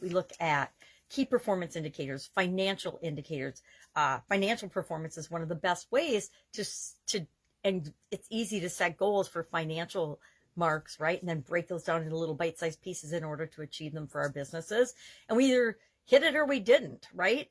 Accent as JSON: {"language": "English", "region": "Wisconsin", "country": "United States", "said": "I'm from Wisconsin and our state motto is forward"}